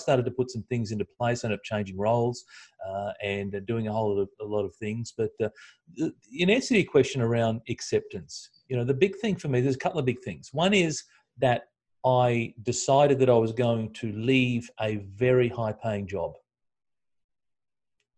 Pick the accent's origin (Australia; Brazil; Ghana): Australia; as an Aussie